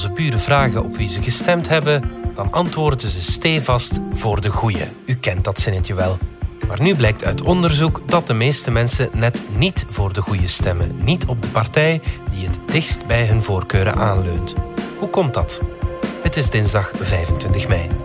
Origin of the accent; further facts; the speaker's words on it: Leuven, Flemish Brabant, Belgium; Ik kom uit Leuven, wij zijn redelijk links.